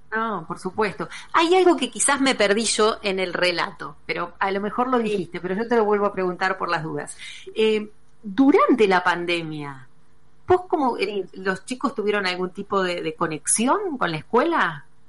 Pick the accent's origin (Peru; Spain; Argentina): Argentina; como argentinos